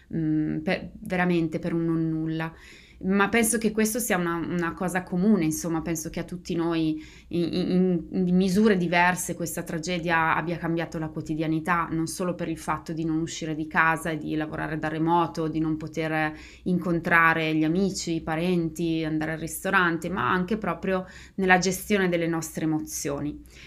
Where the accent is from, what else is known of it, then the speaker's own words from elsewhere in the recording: Bergamo, Lombardy, Italy; moved away as an adult; now in United States; io sono di Bergamo